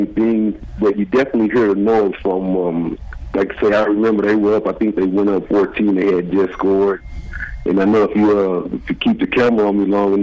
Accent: Arkansas, United States; moved away as an adult; also born or lived in Oakland; Growing up in Arkansas, obviously you grow up a Cowboys fan pretty much my whole life

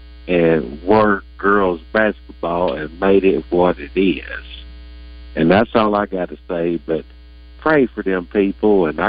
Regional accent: East Arkansas, United States; I'm from East Arkansas.

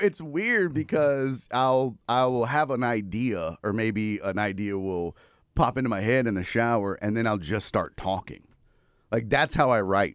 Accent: Houston, Texas, United States; born and raised in Houston

